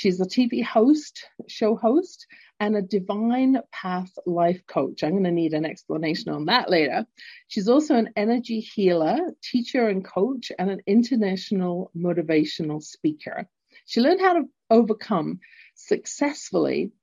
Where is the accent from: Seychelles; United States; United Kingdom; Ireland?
United Kingdom; London; accent: English; now in Calgary, Canada; I was born in London, England, hence my accent, although currently living in Canada at the base of the Rocky Mountains in beautiful entrepreneurial Calgary